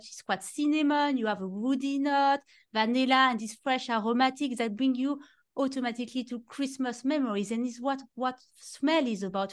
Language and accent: English; Normandy, France; English is a second language; moved away; you can see with my very strong accent, I am from France and I grew up in Normandy in the countryside